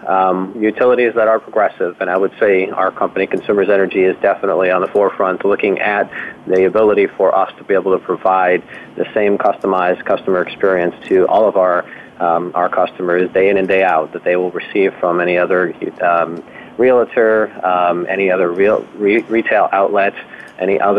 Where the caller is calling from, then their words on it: Jackson, Michigan, United States; It is 12:05 here in Jackson, Michigan, in our corporate office.